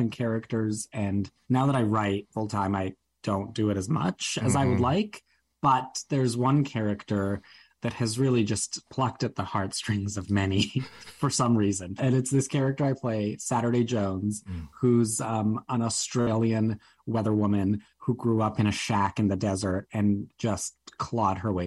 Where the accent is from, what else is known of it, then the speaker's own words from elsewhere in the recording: Toronto, Ontario, Canada; moved away as an adult; now in New York, United States; I grew up in Toronto